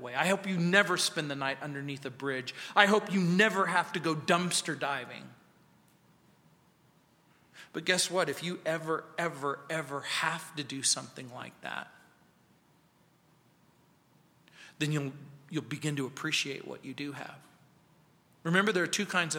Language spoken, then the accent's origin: English; Mojave Desert, California, United States; now in Littleton, United States; growing up in the Mojave Desert.